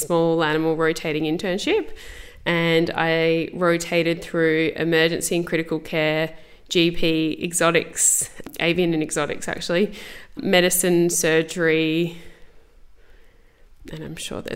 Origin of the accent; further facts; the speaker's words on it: Adelaide, South Australia, Australia; I'm from Adelaide, so I finished school and went straight into vet school